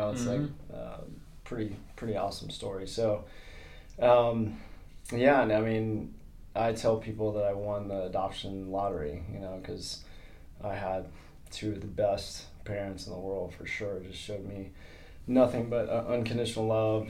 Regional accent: Sanford, Florida, United States; I was born in Sanford, Florida.

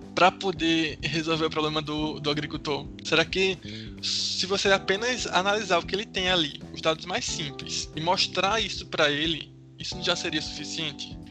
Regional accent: Recife, Pernambuco, Brazil; eu estudo engenharia da computação, sou de Recife.

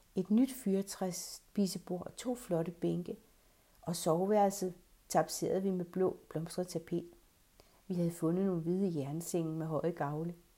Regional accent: Redsted, North Denmark Region, Denmark; moved away; Vores have hjemme i Redsted

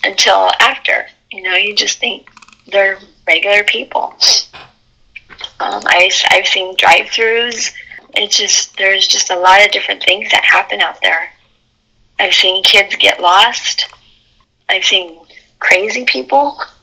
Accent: Alamogordo, New Mexico, United States; I lived in I was raised in Alamogordo

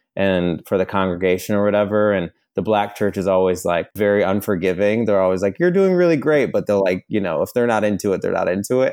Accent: New York, United States; moved away as an adult; now in Los Angeles, United States; living in Los Angeles. I'm originally from New York. I've been out here for about six or seven years

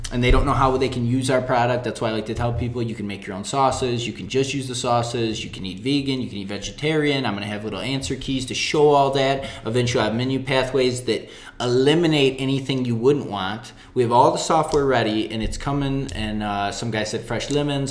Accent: right outside Detroit, Michigan, United States; moved away as an adult; now in El Paso, United States; I grew up in Michigan, right outside Detroit

